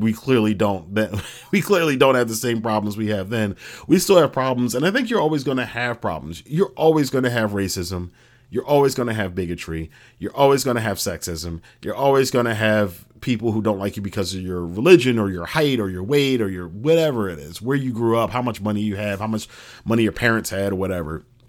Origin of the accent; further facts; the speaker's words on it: United States